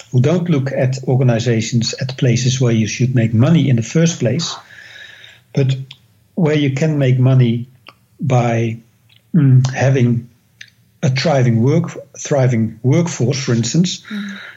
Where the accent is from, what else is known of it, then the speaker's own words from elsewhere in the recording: Netherlands; English is a second language; now in United States; I came all the way from the Netherlands to the United States